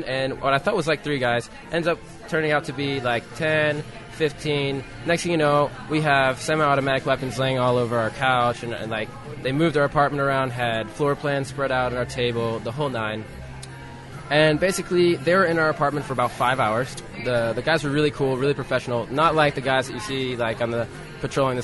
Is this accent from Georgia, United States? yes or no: yes; Atlanta, Georgia, United States; moved away as an adult; now in Buenos Aires, Argentina; I'm from Atlanta, Georgia.